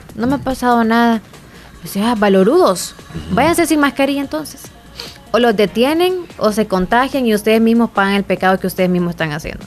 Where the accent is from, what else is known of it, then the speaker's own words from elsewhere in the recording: El Salvador; sí somos los salvadoreños